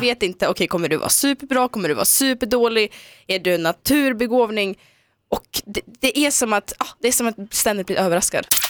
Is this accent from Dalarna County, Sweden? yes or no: yes; Dalarna County, Sweden; moved away; also born or lived in Omsk, Russia; jag åkte då till min gamla hemby i Dalarna där jag växte upp